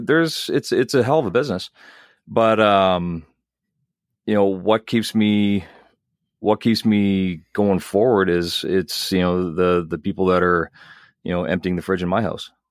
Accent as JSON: {"language": "English", "town": "Dauphin", "region": "Manitoba", "country": "Canada", "tie": "born or raised there", "said": "I grew up in Dauphin"}